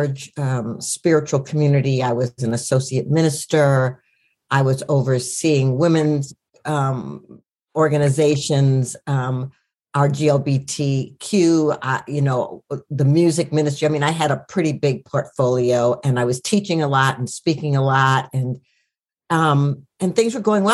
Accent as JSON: {"language": "English", "town": "Minneapolis", "region": "Minnesota", "country": "United States", "tie": "born or raised there", "said": "I was born in Minneapolis"}